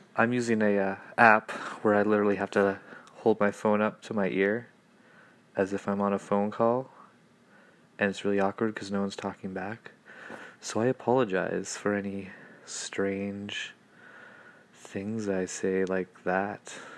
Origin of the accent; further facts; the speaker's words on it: Canada; from Canada. No, I don't live in an igloo.